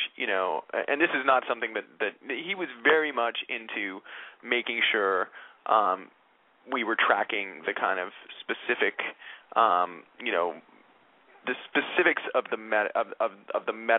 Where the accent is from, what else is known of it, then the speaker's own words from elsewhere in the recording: New York, United States; And I grew up in New York